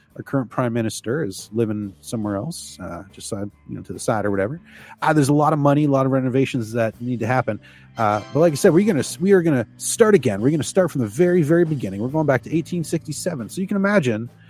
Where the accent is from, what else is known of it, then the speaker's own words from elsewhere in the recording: Canada; I identify as a Canadian, obviously. I am Canadian